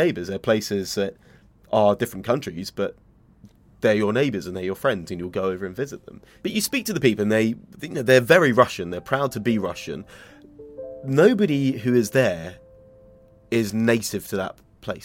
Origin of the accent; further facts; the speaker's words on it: England, United Kingdom; I'm from England